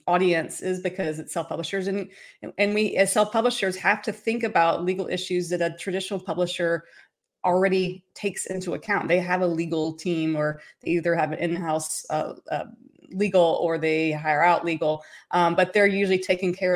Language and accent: English; Tennessee, United States; moved away as an adult; also born or lived in Nashville, Tennessee; now in Los Angeles, United States; I'm originally from Tennessee and I got my start in Tennessee in Music City, USA. That's where I'm originally from.